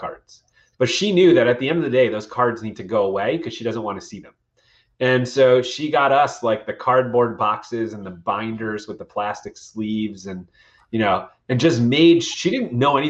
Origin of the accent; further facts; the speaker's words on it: Westchester County, New York, United States; growing up in Westchester County, New York